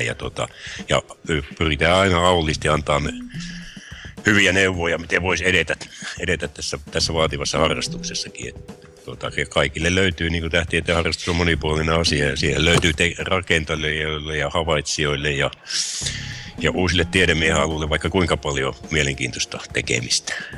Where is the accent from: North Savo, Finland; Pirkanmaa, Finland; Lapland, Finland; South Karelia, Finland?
South Karelia, Finland; Imatra; now in Harjavalta, Finland; kotoisin alun perin olen Imatralta ja nykyään asun Harjavallassa